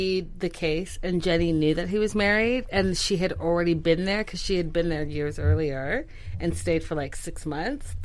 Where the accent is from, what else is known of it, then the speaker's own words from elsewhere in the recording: Canada; I actually know the Indian tradition very well, growing up in Canada.